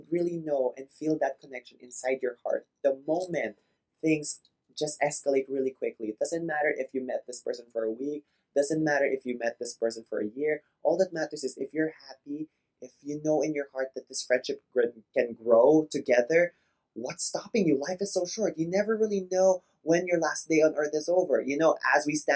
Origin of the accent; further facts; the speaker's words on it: Philippines; We grew up both in the Philippines.